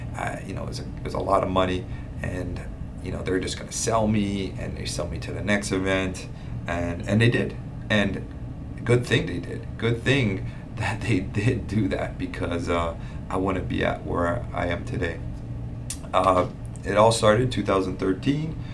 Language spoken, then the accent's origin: English; Hawaii, United States; also born or lived in Hilo, Hawaii / Kona, Hawaii / Oahu, Hawaii; born and raised in Hawaii, born on the Big Island, grew up